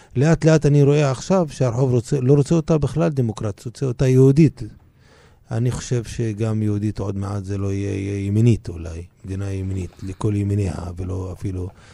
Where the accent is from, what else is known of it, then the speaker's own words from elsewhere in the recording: Israel; אני ישראלי מצד אחד מבחינה אזרחית, ומצד שני מבחינה תרבותית פלסטיני לכל דבר